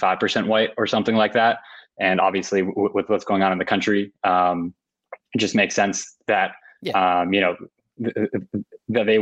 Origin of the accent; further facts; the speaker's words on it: New Jersey, United States; I grew up in New Jersey